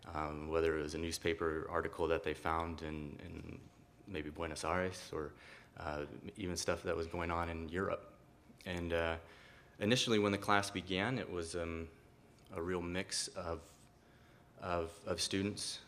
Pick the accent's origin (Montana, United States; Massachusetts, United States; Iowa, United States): Iowa, United States; southwest; also born or lived in Costa Rica; I came from Costa Rica at a very young age and, and grew up in a really small town that most people don't know of, uh, of Liska, Iowa, in southwest Iowa.